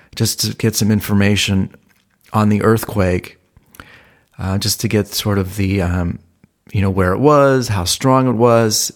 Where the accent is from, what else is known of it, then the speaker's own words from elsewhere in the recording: Ohio, United States; moved away as an adult; also born or lived in Malibu, California; now in Los Angeles, United States; I was from Ohio.